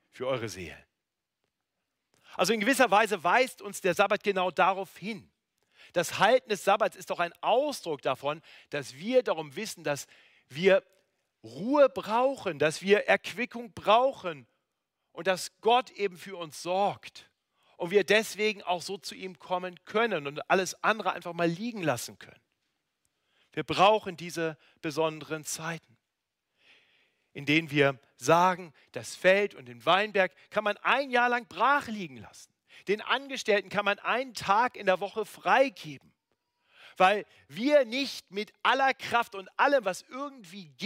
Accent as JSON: {"language": "German", "region": "North Germany", "country": "Germany", "lives_now": "Munich, Germany", "said": "Das ist ja der äh, große Vorteil, wenn man in München lebt im Gegensatz zu Norddeutschland, wo ich herkomme."}